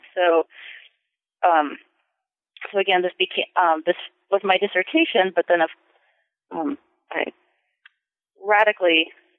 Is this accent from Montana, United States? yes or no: no; California, United States; And from growing up in California and working at the King Papers at Stanford, I started to question the very dominant Southern narrative of the civil rights movement.